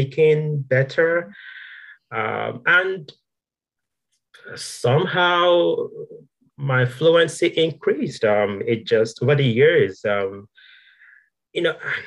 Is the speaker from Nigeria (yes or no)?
yes; Nigeria; moved away; there is a way in Nigeria, some sounds that we don't emphasize.